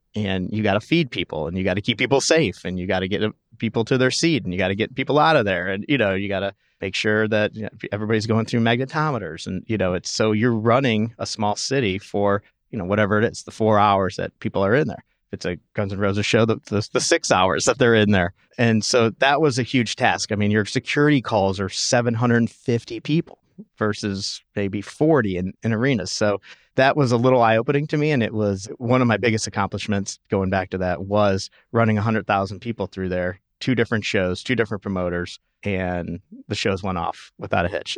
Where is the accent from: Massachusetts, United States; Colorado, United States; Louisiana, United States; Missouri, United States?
Missouri, United States; St. Louis; moved away as an adult; also born or lived in Tulsa; now in Chicago, United States; I'm from Saint Louis